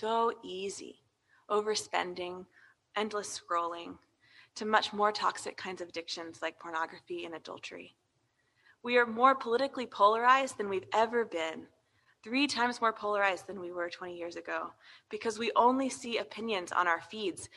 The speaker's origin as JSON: {"language": "English", "country": "United States", "said": "as American Christians"}